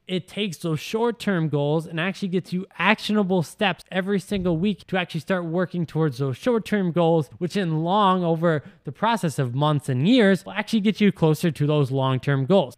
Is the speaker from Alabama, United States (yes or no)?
no; Wisconsin, United States; moved away as an adult; move out of Wisconsin, right? As soon as I finished school, people I wanted to move because I didn't want to be one of those people that said I was gonna move, but then I was still in my hometown five years later